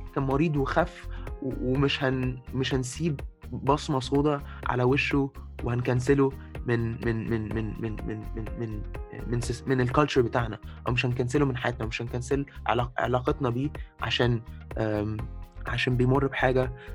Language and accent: Arabic; Egypt; زي ما احنا بنقول في مصر